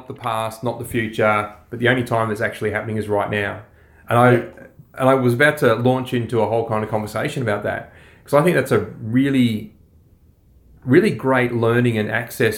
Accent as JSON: {"language": "English", "country": "Australia"}